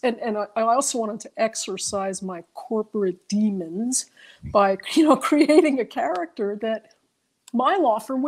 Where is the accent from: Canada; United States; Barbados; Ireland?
United States; New York City, New York; I grew up in New York City and we took walks